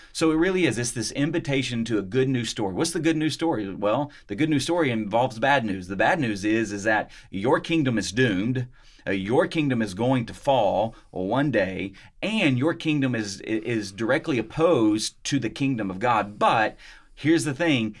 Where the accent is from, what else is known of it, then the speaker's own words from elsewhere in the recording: Munford, Tennessee, United States; moved away; I'm from Mumford, Tennessee